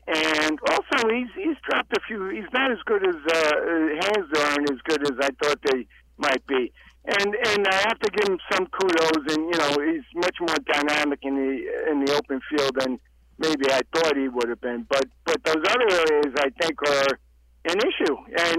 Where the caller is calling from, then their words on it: North Carolina, United States; from North Carolina.